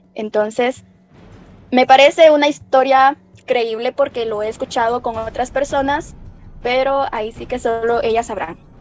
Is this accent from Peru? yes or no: no; Guatemala; son parte de nuestra tradición oral como guatemaltecos